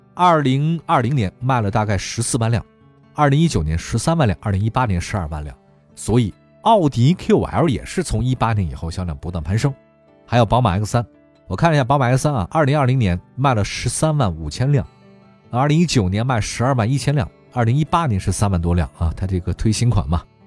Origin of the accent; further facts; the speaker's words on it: China; 给我们中国人留下这么深刻的印象